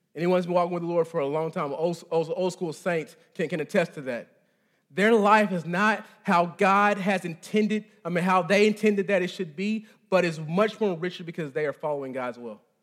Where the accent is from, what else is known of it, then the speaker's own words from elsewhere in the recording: Texas, United States; moved away; I'm from, I'm from Texas, the, the, the great state